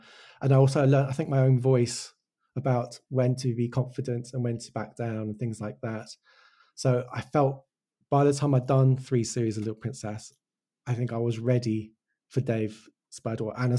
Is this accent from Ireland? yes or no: no; Wales, United Kingdom; accent: English; now in England; my brother was born in Wales. I grew up in Wales. And it's like, I studied in Hull. I now live in England. And I don't have an English, I have an English accent, but I don't have a Welsh accent.